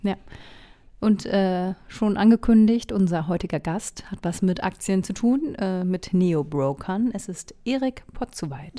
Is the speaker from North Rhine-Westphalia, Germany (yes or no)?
yes; North Rhine-Westphalia, Germany; meine Heimat Ostwestfalen